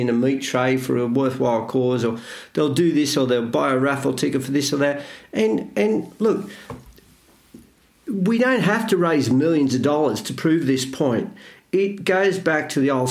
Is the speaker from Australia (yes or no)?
yes; Australia; I'm Australian